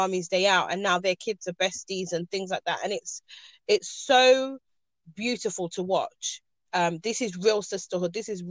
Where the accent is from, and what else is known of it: Ghana